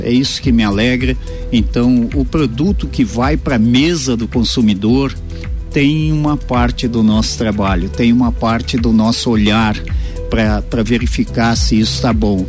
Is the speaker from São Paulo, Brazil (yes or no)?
no; Mato Grosso, Brazil; moved away as an adult; now in Lages, Brazil; Eu sou natural do Mato Grosso